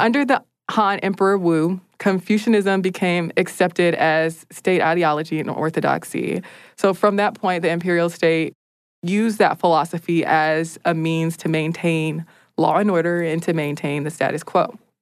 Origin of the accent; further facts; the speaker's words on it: United States; as an American